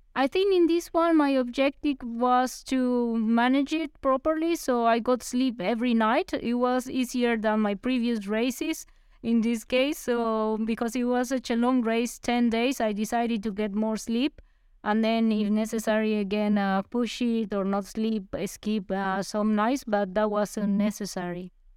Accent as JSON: {"language": "English", "town": "Armenia", "region": "Quindío", "country": "Colombia", "tie": "born or raised there", "moved": "yes", "said": "in my hometown, in, in Armenia"}